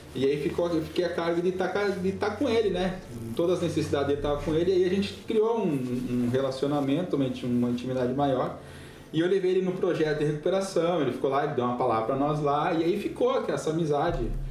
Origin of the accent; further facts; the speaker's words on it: Passo Fundo, Rio Grande do Sul, Brazil; moved away as an adult; also born or lived in Curitiba / Guinea-Bissau / Senegal; Sou gaúcho de Passo Fundo, interior do Rio Grande do Sul. Nasci e criei lá, né? Saí de lá com 29 anos.